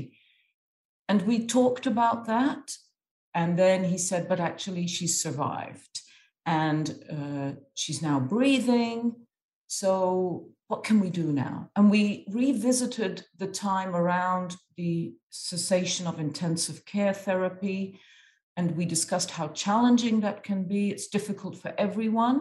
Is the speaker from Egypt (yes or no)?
yes; Egypt; moved away; I've grown up in Egypt. I'm half Irish and half Egyptian